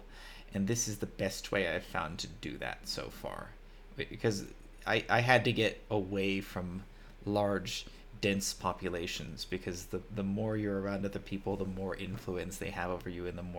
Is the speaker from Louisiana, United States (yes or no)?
no; California, United States; moved away as an adult; now in Armenia; I am American. I'm from California